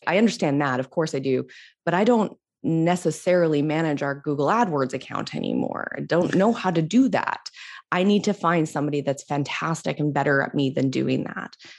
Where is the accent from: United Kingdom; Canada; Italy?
Canada; I'm Canadian